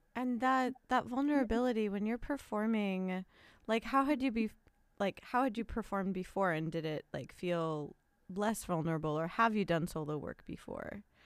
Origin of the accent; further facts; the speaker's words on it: Los Angeles, California, United States; first language English; I love my hometown